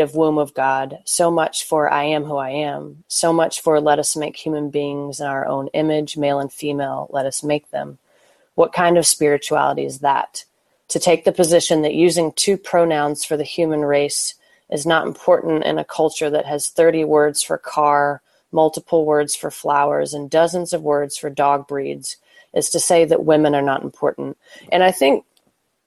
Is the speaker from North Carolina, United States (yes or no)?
no; Oklahoma City, Oklahoma, United States; moved away as an adult; also born or lived in Notre Dame, Indiana; I grew up in Oklahoma City, born and raised in the Methodist church.